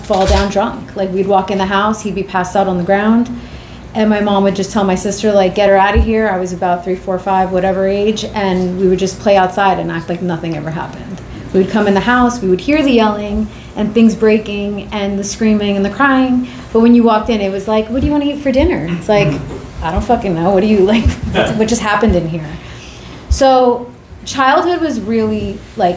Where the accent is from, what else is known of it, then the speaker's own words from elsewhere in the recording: New York City, New York, United States; I was born and raised in Queens, New York